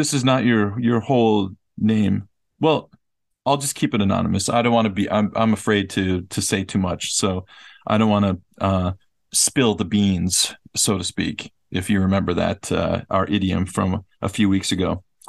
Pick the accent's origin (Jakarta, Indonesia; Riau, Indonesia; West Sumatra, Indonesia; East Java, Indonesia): Riau, Indonesia; born there; I was born in Riau, one of the provinces in Indonesia, on Sumatra Island.